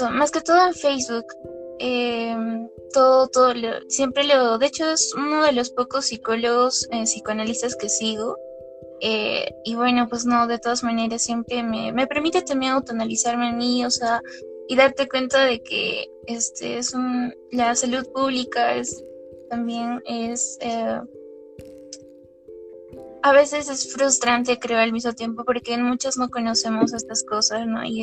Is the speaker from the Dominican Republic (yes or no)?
no; Cusco, Peru; Eh, no, Cusco.